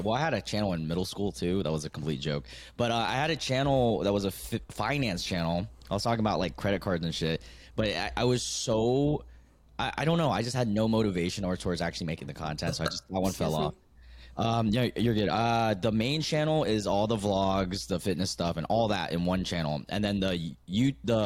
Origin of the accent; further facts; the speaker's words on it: United States; also born or lived in Vietnam; I was born in Vietnam, came over to America, the States, land of the free when I was one, and pretty much American